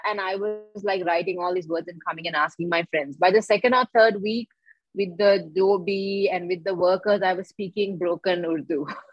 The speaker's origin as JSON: {"language": "English", "town": "Colombo", "region": "Western Province", "country": "Sri Lanka", "tie": "born or raised there", "said": "I was born and raised here in Colombo, Sri Lanka"}